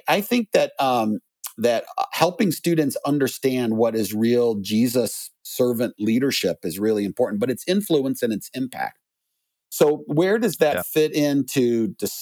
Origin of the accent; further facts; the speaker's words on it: Chicago, Illinois, United States; I grew up in Chicagoland